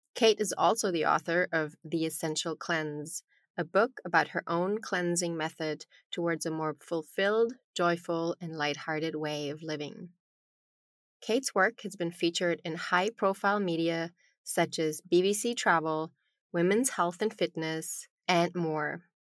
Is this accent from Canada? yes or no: no; Germany; I was born in Germany